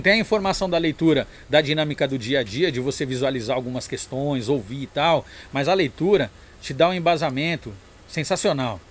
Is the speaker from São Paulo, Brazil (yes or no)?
yes; São Paulo, Brazil; eu nasci na Zona Sul, na Zona Sul. mas a, a, minha criação e vivência, eu passei 12, 11 anos na Pompeia, né? É, e depois o resto foi na Zona Norte